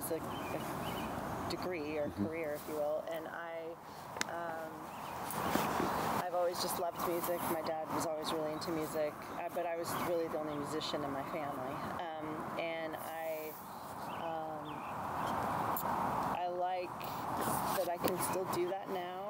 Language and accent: English; Bloomington, Indiana, United States; I grew up in Bloomington, Indiana